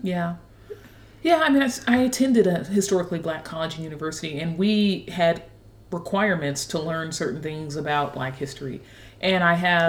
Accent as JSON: {"language": "English", "town": "Dayton", "region": "Ohio", "country": "United States", "tie": "born or raised there", "also_born_or_lived": "Washington, D.C.", "moved": "as an adult", "lives_now": "Nashville, United States", "said": "I grew up in Dayton, Ohio"}